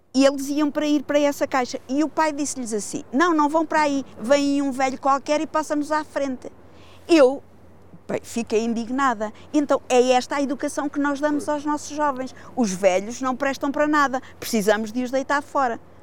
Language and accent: Portuguese; Figueira da Foz, Centro, Portugal; eu sou figueirense, mas eu nasci e vivo na Marinha das Ondas, que é uma aldeia do sul do Conselho